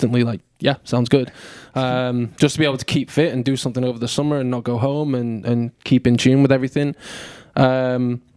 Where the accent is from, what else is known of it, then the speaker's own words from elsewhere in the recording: Southport, North West England, United Kingdom; moved away as an adult; now in Chattanooga, United States; I grew up in a little town called Southport, northwest of England, just north of Liverpool, about an hour west of Manchester.